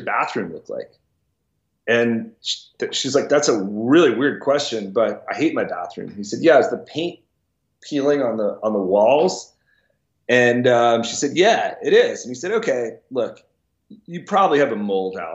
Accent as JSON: {"language": "English", "town": "Washington", "region": "District of Columbia", "country": "United States", "tie": "born or raised there", "said": "I grew up in Washington, D.C."}